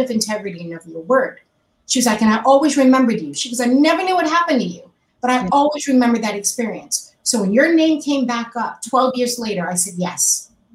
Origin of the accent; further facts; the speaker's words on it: New York, United States; moved away as an adult; now in Los Angeles, United States; I, am a New Yorker, I lived in, grew up in New York my life